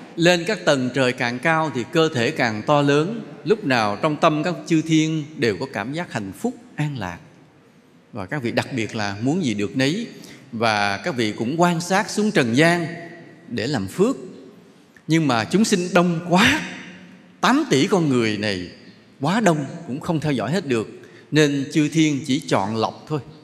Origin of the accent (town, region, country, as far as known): Vietnam